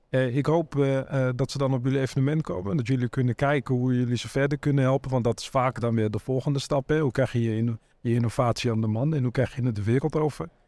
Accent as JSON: {"language": "Dutch", "country": "Netherlands", "said": "wij als Nederlanders"}